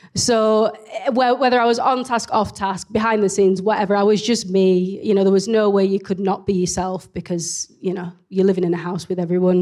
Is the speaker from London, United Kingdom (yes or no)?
no; Leeds, Yorkshire and the Humber, United Kingdom; accent: very strong accent (Leeds); I'm based in Leeds. You can probably tell from my very strong accent